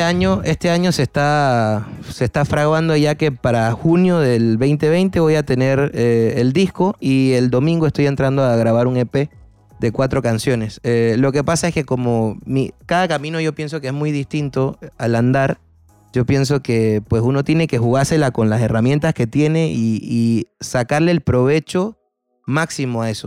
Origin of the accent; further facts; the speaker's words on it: Panama; soy un cantautor panameño